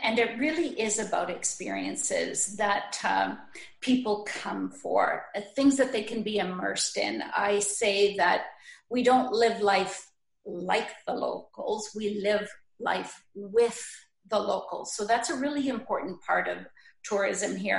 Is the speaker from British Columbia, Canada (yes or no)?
no; Sault Ste. Marie, Ontario, Canada; moved away; my heart takes me back to Sault Ste. Marie, where I was born and ah, raised